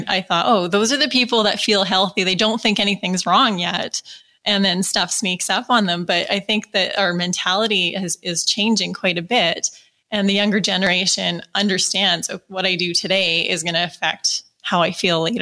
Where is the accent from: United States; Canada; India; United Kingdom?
Canada; Calgary, Alberta; I'm from Calgary